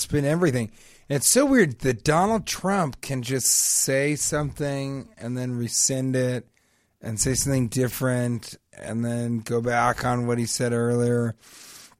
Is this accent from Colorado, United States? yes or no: yes; Denver, Colorado, United States; growing up in Denver